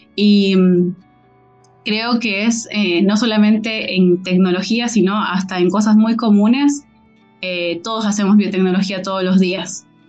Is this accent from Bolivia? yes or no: yes; Bolivia; siendo boliviana